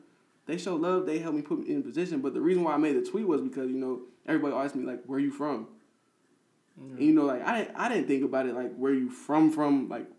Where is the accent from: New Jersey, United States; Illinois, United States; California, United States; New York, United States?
Illinois, United States; Peoria; moved away as an adult; now in Chicago, United States; I'm from Peoria, Illinois. Born and raised here.